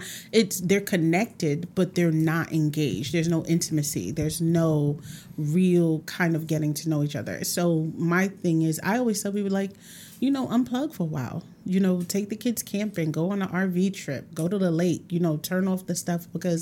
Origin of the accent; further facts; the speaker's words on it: Brooklyn, New York, United States; Oh, I was born Brownsville, Brooklyn. Oh, okay. Born and raised in St. Mary's Hospital. I've lived there all my life until actually my last year of high school. I went to Clara Barton in Brooklyn.